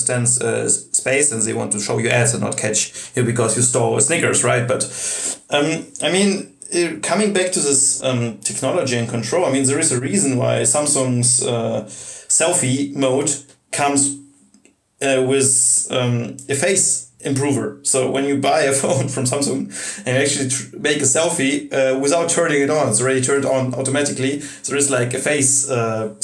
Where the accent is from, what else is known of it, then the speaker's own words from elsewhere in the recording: Russia; now in Germany; I come from Russia